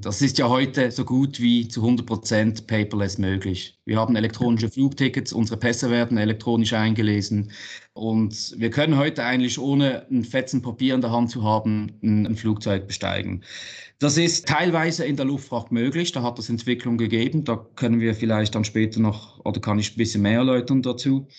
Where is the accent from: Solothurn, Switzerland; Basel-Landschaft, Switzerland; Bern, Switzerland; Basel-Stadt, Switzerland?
Basel-Stadt, Switzerland; Basel; Basel, meine Heimatstadt